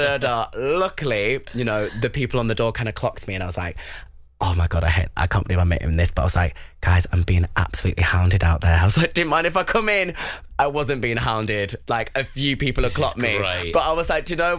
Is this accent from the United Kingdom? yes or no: yes; Bury, North West England, United Kingdom; also born or lived in London; Bury, my hometown